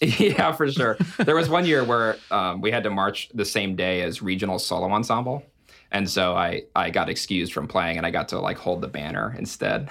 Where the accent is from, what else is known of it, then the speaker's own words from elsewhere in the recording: Alaska, United States; moved away as an adult; I'm from Alaska